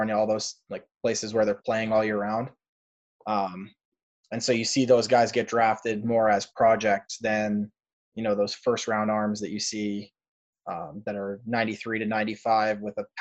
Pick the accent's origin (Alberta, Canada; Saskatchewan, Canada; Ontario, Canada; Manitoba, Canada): Ontario, Canada; Toronto; moved away as an adult; now in United States; I'm from Toronto. I'm Canadian.